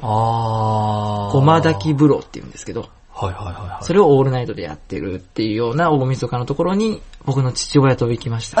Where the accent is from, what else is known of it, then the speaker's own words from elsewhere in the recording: Osaka, Japan; moved away; 大阪の飛び出新町の近く